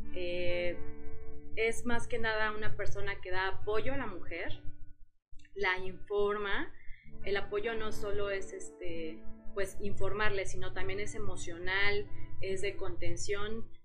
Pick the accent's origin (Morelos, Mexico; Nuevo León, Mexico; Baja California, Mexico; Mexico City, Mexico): Morelos, Mexico; now in Querétaro, Mexico; yo soy de Morelos, pero llegué aquí en Querétaro hace muchos años